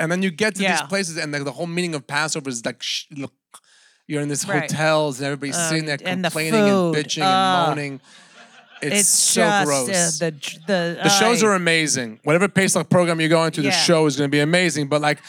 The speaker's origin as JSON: {"language": "English", "country": "Sweden", "said": "I'm from Sweden."}